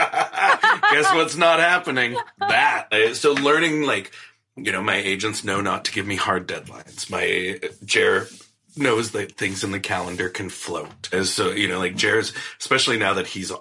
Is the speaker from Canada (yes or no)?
yes; Canada